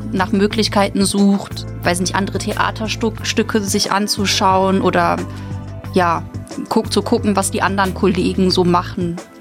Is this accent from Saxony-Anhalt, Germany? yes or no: no; Münster, North Rhine-Westphalia, Germany; moved away as an adult; now in Mainz, Germany; Also es ist zwar eine Studentenstadt, aber wenn man da aufgewachsen ist